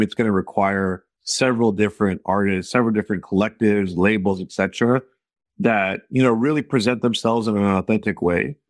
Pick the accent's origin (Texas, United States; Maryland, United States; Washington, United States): Texas, United States; growing up in Texas